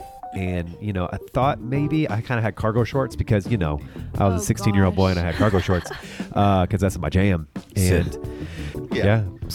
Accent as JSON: {"language": "English", "country": "United States", "said": "He's like, you're an American? And I was like, yeah."}